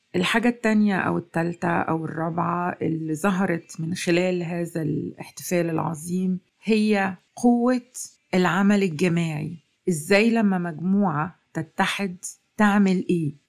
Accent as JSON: {"language": "Arabic", "country": "Egypt", "said": "مننا كمصريين"}